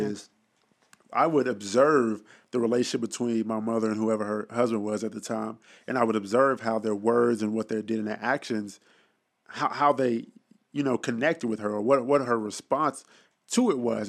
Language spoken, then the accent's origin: English; Dallas, Texas, United States; I'm born and raised in Dallas, Texas. Oak Cliff, to be exact